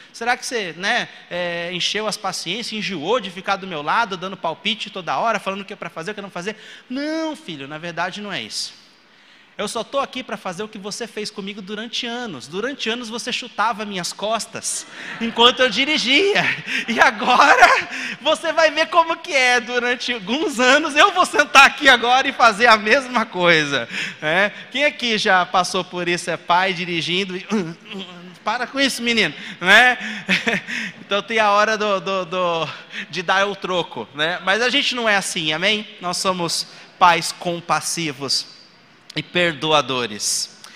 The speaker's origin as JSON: {"language": "Portuguese", "country": "Brazil", "tie": "born or raised there", "said": "eu nasci no Brasil"}